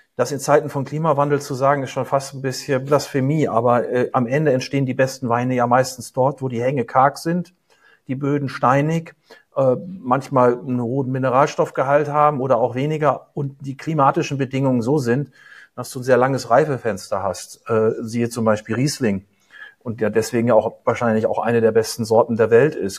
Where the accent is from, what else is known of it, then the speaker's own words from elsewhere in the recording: Germany; also born or lived in United States; als Deutscher